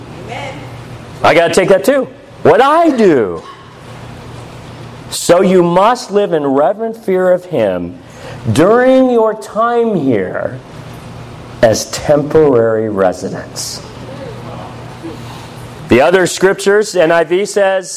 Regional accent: United States; as an American, not speaking a lick of Russian

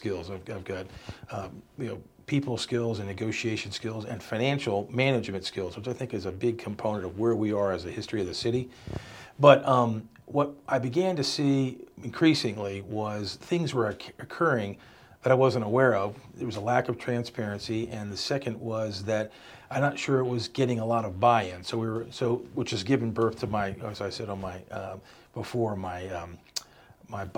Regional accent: Salisbury, Maryland, United States; I'm from Salisbury. I've lived in Salisbury my entire adult life. I came back here after college

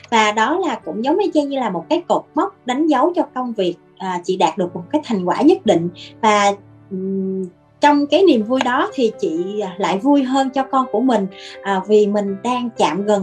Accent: Mekong Delta, Vietnam; moved away as an adult; now in Ho Chi Minh City, Vietnam; ở dưới quê ở miền Tây

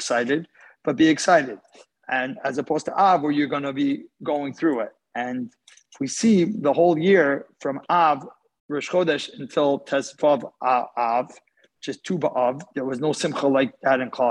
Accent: Houston, Texas, United States; I'm from Houston, Texas.

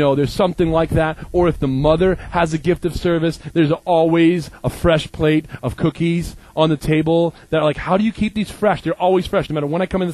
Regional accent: Maine, United States; also born or lived in Minneapolis; I'm from Maine. I'm a Mainer.

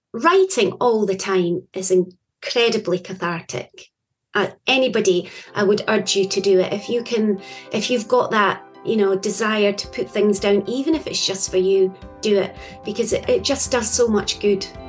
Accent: Scotland, United Kingdom; I am from Scotland.

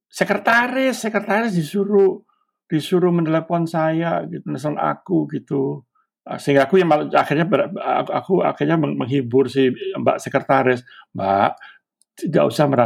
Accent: Surabaya, East Java, Indonesia; Ngapain aku orang Surabaya dilaporin di Serang?

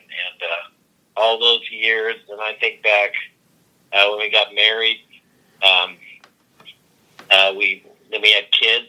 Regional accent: Pasco, Washington, United States; where I grew up in Pasco

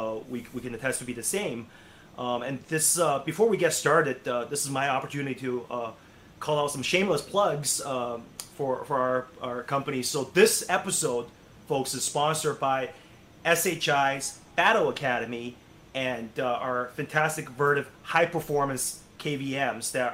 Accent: Canada; I'm Canadian, but when I was in our sort of high school system

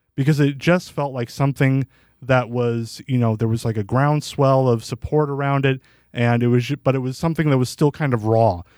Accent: Bettendorf, Iowa, United States; moved away as an adult; also born or lived in Davenport / Muscatine; now in Parkersburg, United States; I'm from Bettendorf

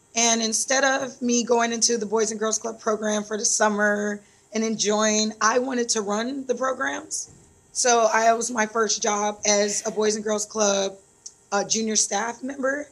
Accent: Phoenix, Arizona, United States; moved away as an adult; also born or lived in Detroit, Michigan / Kenya; now in Vallejo, United States; born and raised in Detroit, Michigan. Um, ran over to Phoenix, Arizona, following my mom. And when I was 10, of course, I had to go with her.

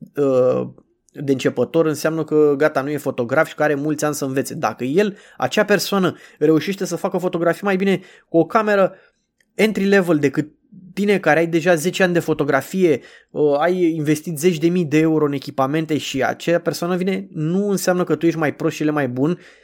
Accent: Bucharest, Romania; cum sunt eu din București

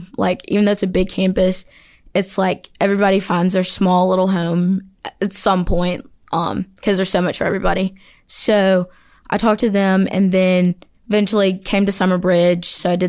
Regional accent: Montgomery, Alabama, United States; I'm from Montgomery, Alabama.

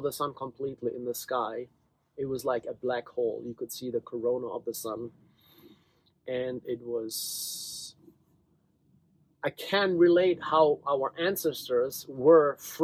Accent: Germany; moved away as an adult; also born or lived in Virginia / New York City; now in Utah, United States; I grew up in Germany. I came to the States 26 years ago to go to graduate school

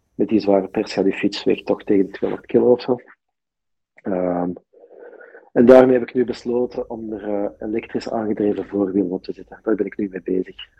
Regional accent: Deurne, Flanders, Belgium; ik ben zelf van Deurne

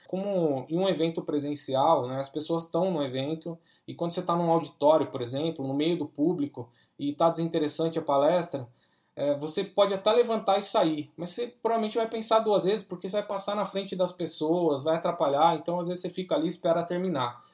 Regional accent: Brazil; nós estamos no Brasil, né? Nós somos latino-americano

